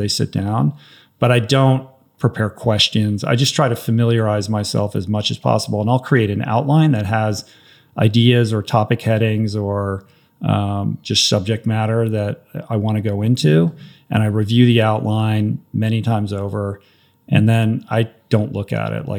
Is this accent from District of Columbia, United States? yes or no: yes; Washington, District of Columbia, United States; I grew up on the East Coast, Washington, D.C. area.